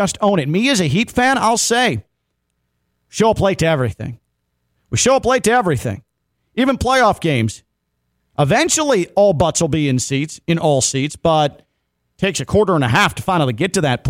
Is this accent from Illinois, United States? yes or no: yes; Chicago, Illinois, United States; moved away; I grew up in Chicago. I'm not a Cubs fan, but I do know the North Side.